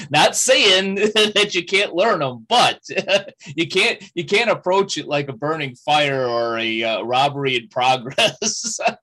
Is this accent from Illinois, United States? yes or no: yes; Chicago, Illinois, United States; my hometown of Chicago